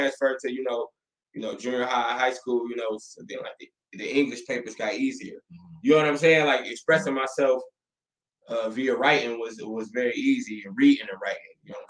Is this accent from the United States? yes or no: yes; Toledo, Ohio, United States; I'm from Outstate.